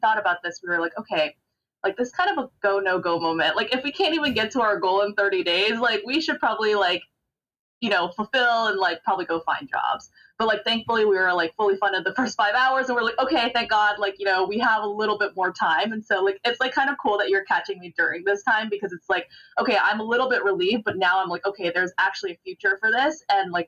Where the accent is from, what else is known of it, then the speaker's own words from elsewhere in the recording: Fremont, California, United States; I grew up in Fremont, California